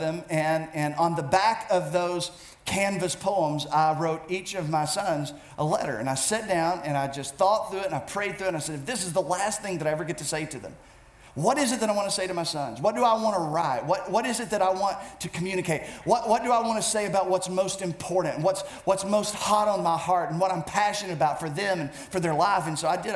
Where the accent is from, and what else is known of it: United States